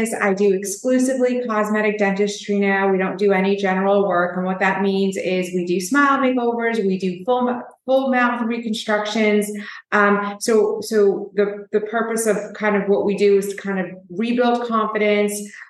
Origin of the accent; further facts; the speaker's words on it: New York, United States; I was born and raised in New York